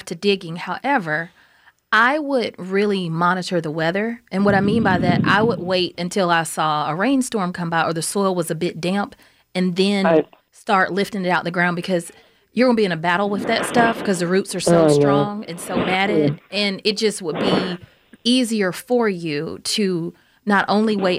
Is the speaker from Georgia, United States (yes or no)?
yes; Atlanta, Georgia, United States; I grew up in Southwest Atlanta.